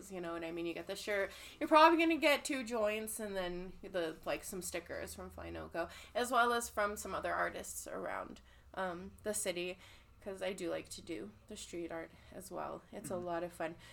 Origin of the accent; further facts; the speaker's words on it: California, United States; now in Colorado, United States; I've like I was saying, I'm from California, and yes. I moved out here, and we would go back every single summer.